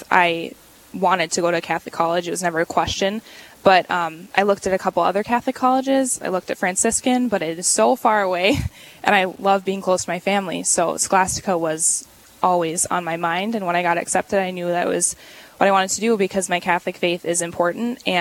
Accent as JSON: {"language": "English", "country": "Canada", "tie": "born there", "also_born_or_lived": "Switzerland", "said": "Um, I was born in Canada, and wow. we lived as a family in Switzerland and overseas for a long time because mm-hmm. my dad was playing hockey."}